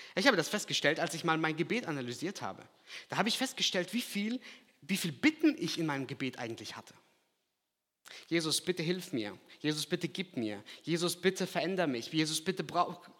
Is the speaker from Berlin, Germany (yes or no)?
no; Lahr, Black Forest, Baden-Württemberg, Germany; accent: Alemannic; also born or lived in Kazakhstan; Ich bin ein paar Stunden weiter nördlich aufgewachsen in La. La Schwarzwald, kennt ihr bestimmt auch. Ich komme auch aus dem Alemannischen